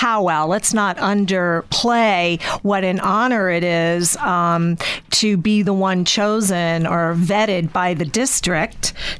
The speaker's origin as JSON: {"language": "English", "region": "Louisiana", "country": "United States", "tie": "born or raised there", "moved": "yes", "said": "a state that I'm from my home state in Louisiana"}